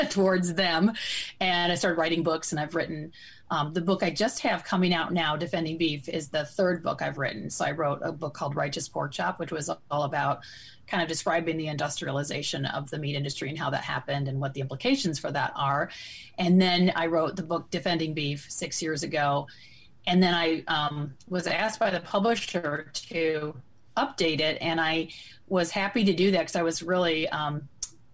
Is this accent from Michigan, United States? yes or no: yes; Michigan, United States; moved away; I'm originally from the Midwest. I'm from Michigan, and I was one of those kids that grew up out in nature